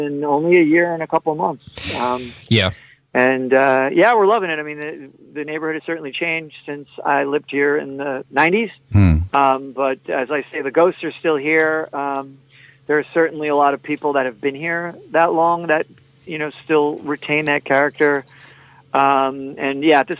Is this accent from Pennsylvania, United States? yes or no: no; Suffolk County, Long Island, New York, United States; now in New York City, United States; I'm from Long Island. I'm from Suffolk County